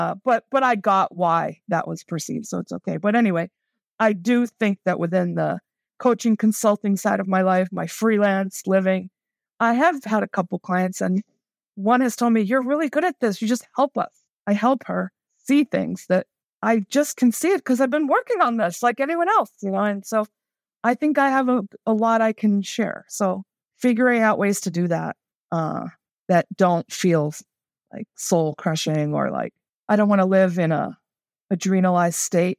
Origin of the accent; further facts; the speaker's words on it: New York City, New York, United States; also born or lived in Elkton, Maryland; I came from New York City to Elkton, Maryland